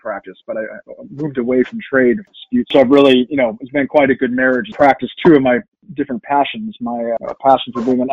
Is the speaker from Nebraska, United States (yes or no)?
no; Arizona, United States; moved away as an adult; also born or lived in London / Brussels; now in Washington, D.C., United States; originally I'm from Arizona in the U.S.